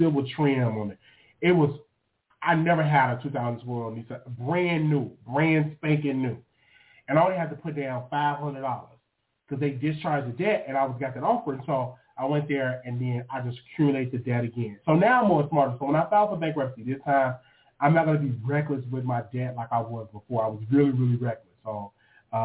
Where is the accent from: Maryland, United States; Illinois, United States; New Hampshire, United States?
Illinois, United States; Chicago; now in Texas, United States; I'm from Chicago